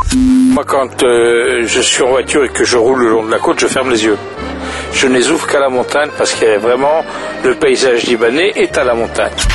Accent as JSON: {"language": "French", "area": "French Basque", "region": "Nouvelle-Aquitaine", "country": "France", "moved": "as an adult", "lives_now": "Lebanon", "said": "je suis français, français basque"}